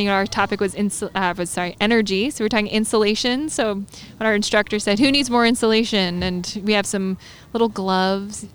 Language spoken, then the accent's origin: English; New Jersey, United States; now in North Carolina, United States; I grew up in New Jersey, and it's called the Garden State